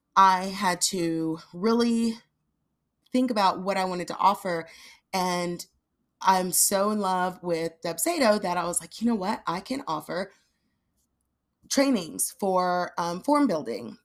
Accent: Nashville, Tennessee, United States; moved away; I grew up in Nashville

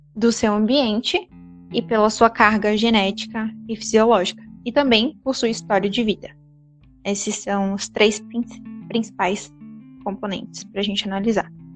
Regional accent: Brazil; a gente é brasileiro.

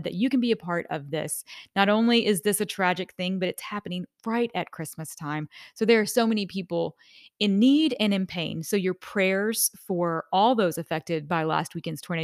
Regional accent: near Mayfield, Kentucky, United States; I was born and raised, I lived about 15 minutes from Mayfield all my life

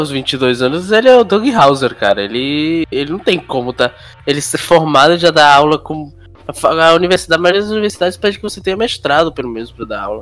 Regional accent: Rio de Janeiro, Brazil; Sou carioca, velho. Sou carioca, como, bicho.

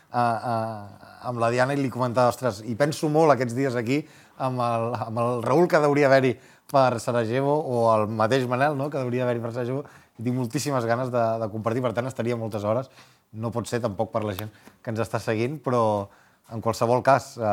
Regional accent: Catalonia, Spain; quan et pregunten d'on ets i els dius que vens de Catalunya o que vens de, mm.

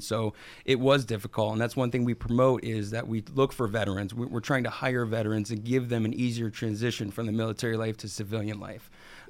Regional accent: Erie, Pennsylvania, United States; Born and raised in Erie.

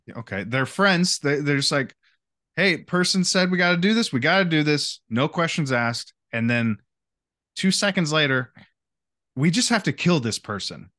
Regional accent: United States; as the American people

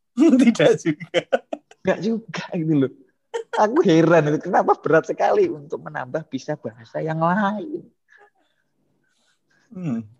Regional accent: Java, Indonesia; Jadi memang kesulitan kita sebagai orang Jawa ya hmm. itu kita sudah terlalu banyak vocabulary-nya gitu

